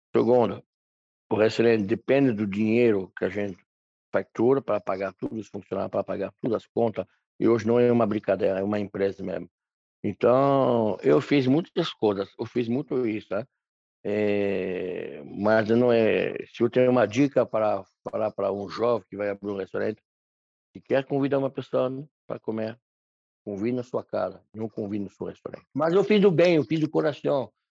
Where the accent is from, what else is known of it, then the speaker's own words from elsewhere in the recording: Loire Valley, France; Portuguese is a second language; moved away as an adult; now in Brazil; Eu nasci no interior na França, numa cidade pequena